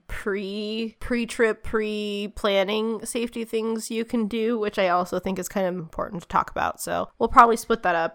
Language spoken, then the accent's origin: English; United States; as an American